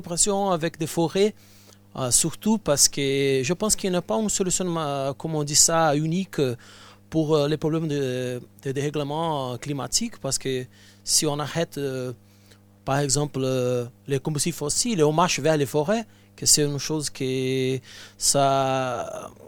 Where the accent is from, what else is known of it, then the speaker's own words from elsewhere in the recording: Brazil; French is a second language; moved away; je viens du Brésil